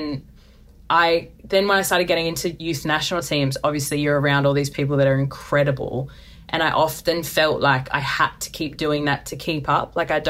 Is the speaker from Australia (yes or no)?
yes; Melbourne, Victoria, Australia; You know, growing up in Melbourne, we were massive AFL fans.